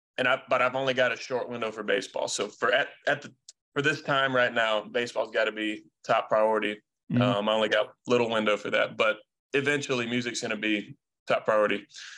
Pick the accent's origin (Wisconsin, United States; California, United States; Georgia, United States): Georgia, United States; Canton; Mm-hmm, Canton, Georgia, yep.